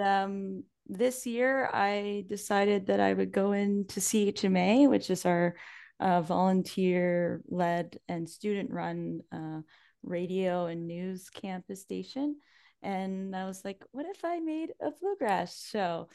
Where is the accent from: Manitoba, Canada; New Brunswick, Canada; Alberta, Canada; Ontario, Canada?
New Brunswick, Canada; Salisbury; I grew up right here in Salisbury.